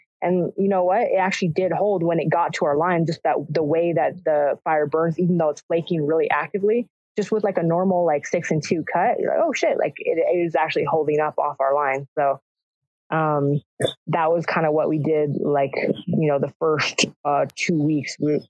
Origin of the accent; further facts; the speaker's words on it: California, United States; we're from Southern California. We're going to get in there